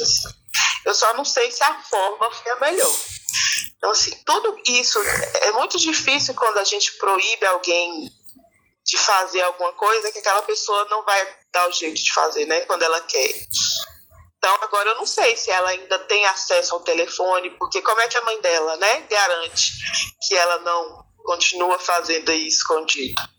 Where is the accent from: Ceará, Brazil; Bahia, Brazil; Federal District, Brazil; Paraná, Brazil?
Federal District, Brazil; Brasília; eu sou brasiliense